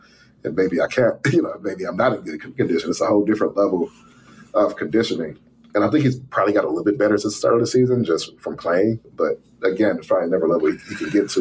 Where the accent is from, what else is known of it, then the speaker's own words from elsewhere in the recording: Detroit, Michigan, United States; I grew up, you know, like born and raised in Detroit, watched the Pistons and all